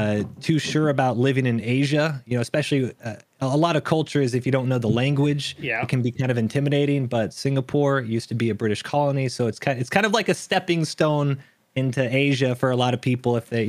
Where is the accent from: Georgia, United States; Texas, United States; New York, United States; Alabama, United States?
Texas, United States; accent: international American accent; Kind of all over the world. Yeah. I say I kind of grew up in Texas. A lot of people know, you know, I say y'all. I don't have the thickest of accent.